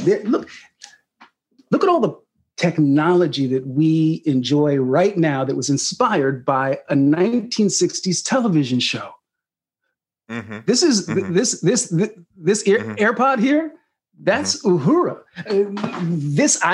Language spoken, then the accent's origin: English; Sacramento, California, United States; born or raised there